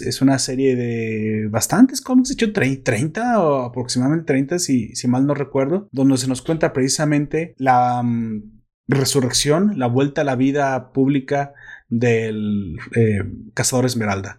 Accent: Mexico; also born or lived in Guadalajara, Jalisco; sé cómo hablan los españoles y sé cómo hablamos los mexicanos

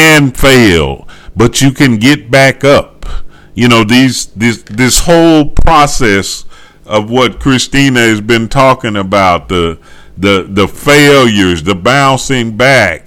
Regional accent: the South, United States; I'm from the South, and, you know, they, yeah, they say we talk slow

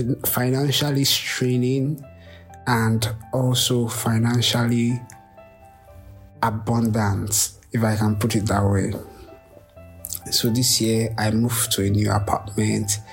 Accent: Lagos, Nigeria; I'm from Lagos, Nigeria

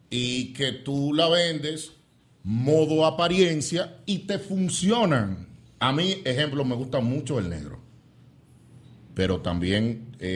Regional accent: San Francisco de Macorís, Duarte, Dominican Republic; Muchos macorizanos, porque somos de San Francisco de Macorís, que vivieron esa experiencia cuando, bueno, en mi tiempo yo era un niño.

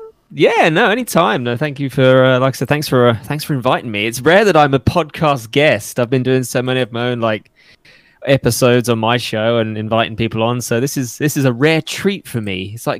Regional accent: England, United Kingdom; I'm actually English, not Australian.

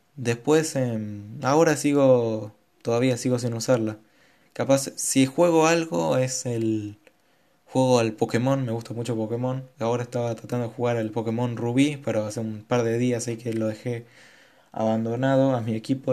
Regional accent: Argentina; soy de Argentina

